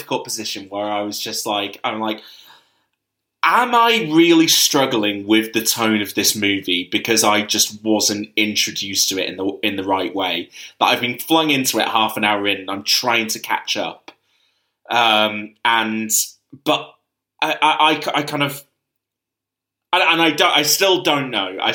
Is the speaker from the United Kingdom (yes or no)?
yes; United Kingdom; speaking as a Brit